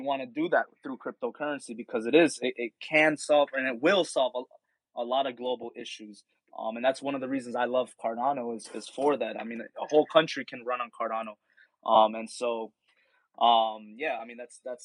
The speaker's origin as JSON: {"language": "English", "town": "Miami", "region": "Florida", "country": "United States", "said": "I'm from Miami. There's a big Haitian community here"}